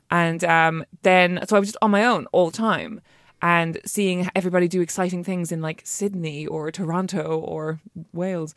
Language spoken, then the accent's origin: English; Ireland; being an Irish female writer